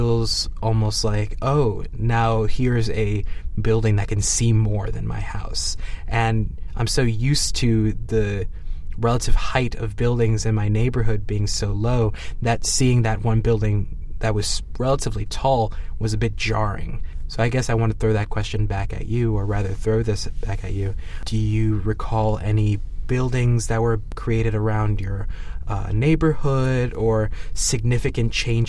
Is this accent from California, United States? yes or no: no; New York, United States; born or raised there